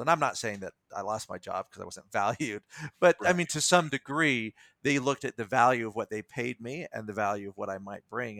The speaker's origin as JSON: {"language": "English", "country": "United States", "said": "I am an American, I am a citizen of the world."}